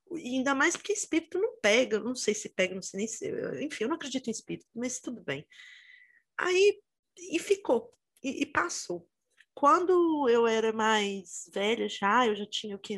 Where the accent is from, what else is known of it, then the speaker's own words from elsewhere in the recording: Itabira, Minas Gerais, Brazil; eu sou de Minas, né? E eu morava no interior, em Minas, perto de Belo Horizonte, até é uma cidade que chama Itabira